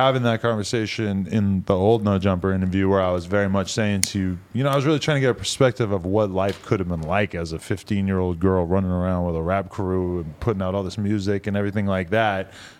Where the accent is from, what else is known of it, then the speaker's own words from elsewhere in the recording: Nashua, New Hampshire, United States; I'm from Nashua, New Hampshire, about 45 minutes outside of Boston.